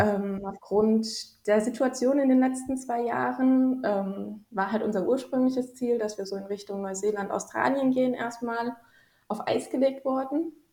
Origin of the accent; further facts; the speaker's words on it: Rhineland-Palatinate, Germany; moved away as an adult; also born or lived in Helsinki, Finland / Djibouti / Dresden, Germany; now in Sweden; ich komme gebürtig aus äh, Rheinland-Pfalz, also aus mhm. der schönen Pfalz sozusagen, mitten aus den Weinbergen